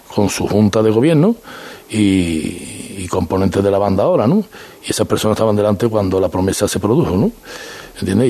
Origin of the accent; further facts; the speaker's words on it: Seville, Andalusia, Spain; como sevillano